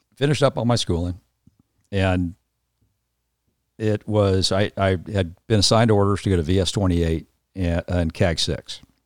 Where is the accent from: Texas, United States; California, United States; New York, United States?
California, United States; Los Angeles; moved away; also born or lived in Atlanta, Georgia; I grew up in Southern California, um, was the kind of, you know, San Fernando Valley kid